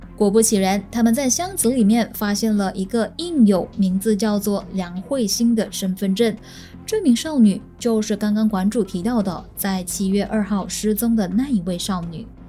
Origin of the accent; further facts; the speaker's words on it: Malaysia; 我身为马来西亚人